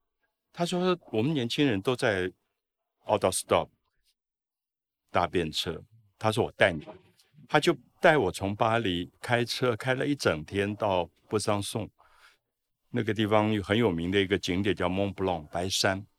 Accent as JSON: {"language": "Chinese", "town": "Taipei", "country": "Taiwan", "tie": "born or raised there", "said": "我小时候因为在大龙洞长大，在那个皇宫的庙口"}